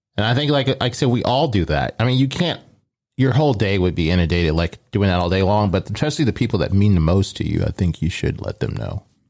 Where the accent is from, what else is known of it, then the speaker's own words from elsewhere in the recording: Omaha, Nebraska, United States; I grew up in Omaha